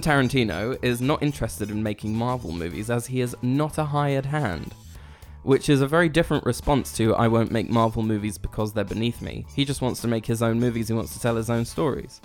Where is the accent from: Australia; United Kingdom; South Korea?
United Kingdom; We're British.